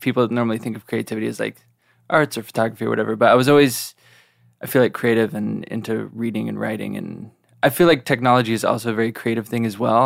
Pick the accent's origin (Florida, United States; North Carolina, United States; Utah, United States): Utah, United States; Draper; I grew up in Draper, just a little outside Salt Lake